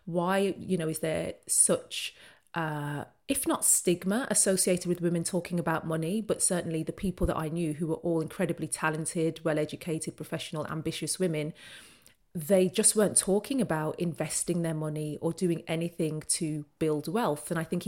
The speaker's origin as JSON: {"language": "English", "town": "Birmingham", "region": "West Midlands", "country": "United Kingdom", "tie": "born there", "moved": "as an adult", "lives_now": "London, United Kingdom", "said": "So I'm a Brummie by birth, and I moved down to London for my very first job after university"}